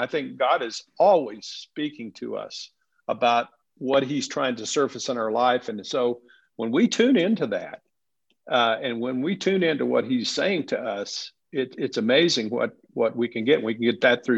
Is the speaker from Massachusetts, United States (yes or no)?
no; West Texas, United States; moved away; also born or lived in Southern California; So I was born and raised in West Texas